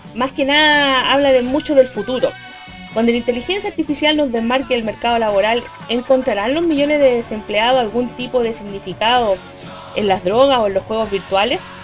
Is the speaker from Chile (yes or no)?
yes; Quintero, Valparaíso, Chile; la comuna de Quintero, mi tierra natal